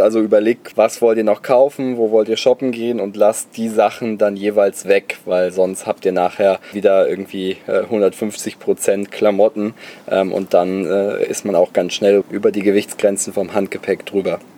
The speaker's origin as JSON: {"language": "German", "town": "Bonn", "region": "North Rhine-Westphalia", "country": "Germany", "said": "ich komme aus Bonn, da kommt Haribo her"}